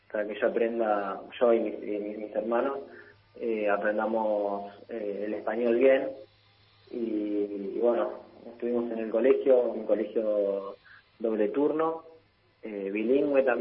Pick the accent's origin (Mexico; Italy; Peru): Italy; seis años en Milán y un año en, en Roma. Eh, básicamente viví toda mi vida en Italia.